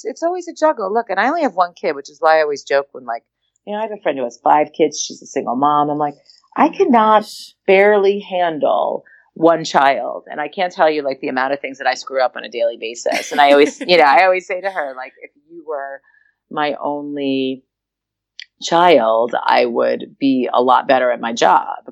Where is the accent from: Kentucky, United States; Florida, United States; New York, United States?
New York, United States; also born or lived in Philadelphia; now in Los Angeles, United States; We grew up in New York